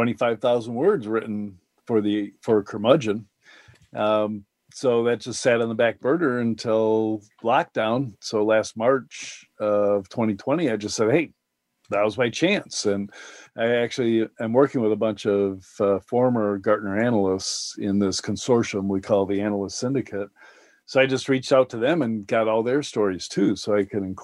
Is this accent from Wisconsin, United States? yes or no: yes; Madison, Wisconsin, United States; my hometown, Madison, Wisconsin